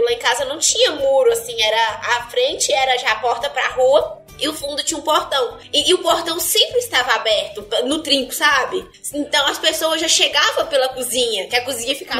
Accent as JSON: {"language": "Portuguese", "town": "Salinas", "region": "Minas Gerais", "country": "Brazil", "tie": "born or raised there", "lives_now": "Uberlândia, Brazil", "said": "eu sou lá do norte de Minas e eu tenho muito orgulho de falar que eu sou nascida lá em Salinas"}